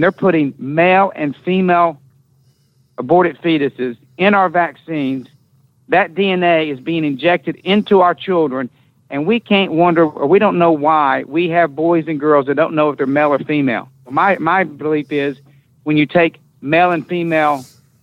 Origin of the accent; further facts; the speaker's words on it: Southeastern United States, United States; I'm going to stay in my hometown and in my Southeastern United States